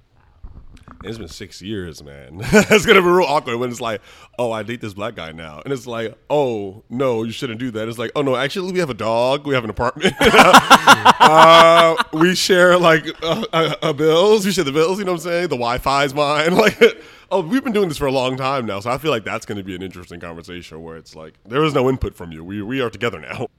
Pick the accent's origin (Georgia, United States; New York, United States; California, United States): New York, United States; New York City; I grew up in the Bronx, um, and we had a, like, large household, seven